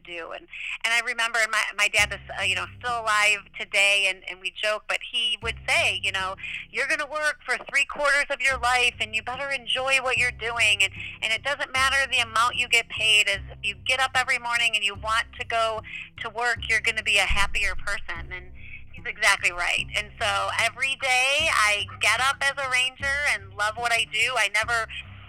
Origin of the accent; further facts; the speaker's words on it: Wisconsin, United States; moved away; I grew up in Wisconsin hunting and fishing